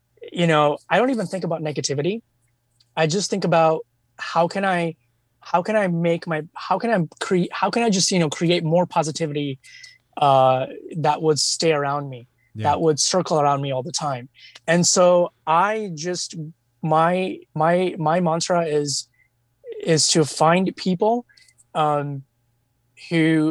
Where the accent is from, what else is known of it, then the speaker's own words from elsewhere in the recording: India; I come from India